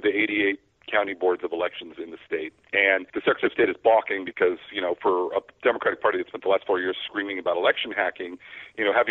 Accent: Oregon, United States; moved away; I'm originally from Oregon

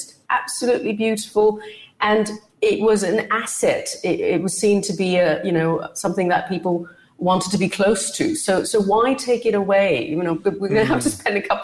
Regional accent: Singapore; Singaporeans, like myself, I am Singaporean, a lot of people in my neighborhood are too

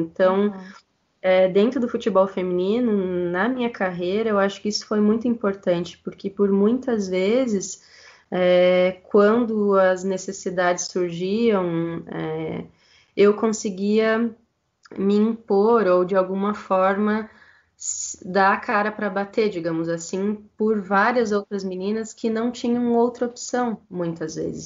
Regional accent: Santa Catarina, Brazil; also born or lived in Chapecó / United States; Eu sou de Santa Catarina

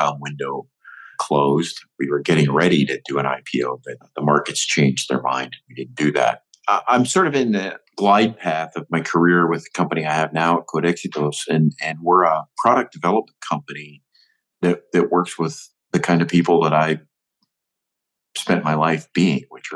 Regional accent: Northwest Ohio, United States; also born or lived in Michigan; I'm an Ohio boy, and I grew up in Northwest Ohio

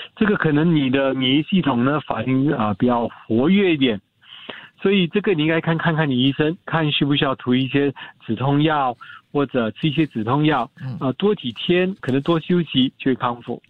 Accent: Singapore; 我们新加坡人

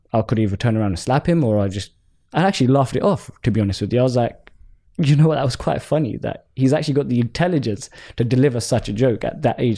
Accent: London, United Kingdom; I'm Southeast London born, born and bred and raised

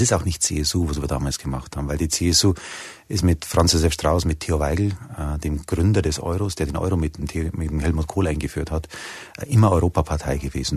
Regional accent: Germany; wir Deutsche

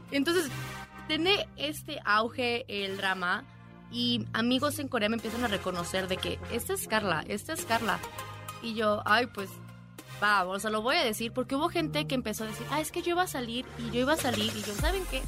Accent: Guadalajara, Jalisco, Mexico; moved away as an adult; now in South Korea; varios de los grupos son de mi tierra, así que venga Guadalajara

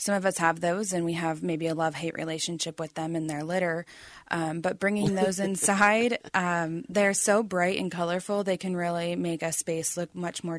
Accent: Arizona, United States; also born or lived in Phoenix, Arizona; I am an Arizona native. I grew up in Phoenix for the beginning of my childhood, and then I lived in northern Arizona through the end of high school

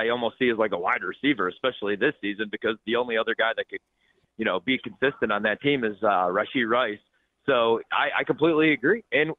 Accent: Midwest, United States; And I'm from the Midwest, and so I love Big Ten football

